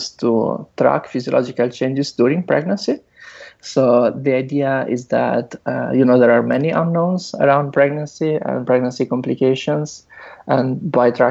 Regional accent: Italy; moved away as an adult; also born or lived in Netherlands; now in San Francisco, United States; I'm originally from Italy, where I did my bachelor and master's. Then I moved to the Netherlands

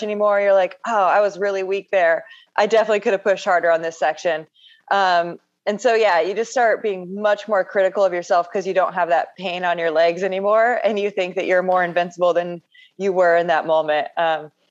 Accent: Onalaska, Washington, United States; now in Silverton, United States; exit 68 on I-5. it's a little town called Onalaska.

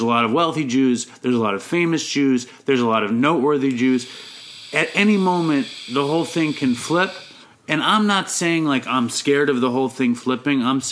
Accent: New York City, New York, United States; I am a Jew from New York City

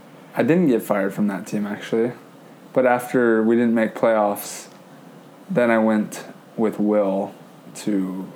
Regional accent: California, United States; moved away; I'm coming from Cali, we don't have tri-tip out there

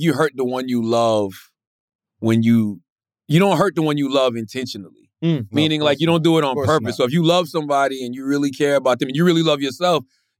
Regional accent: South Carolina, United States; I'm from South Carolina.

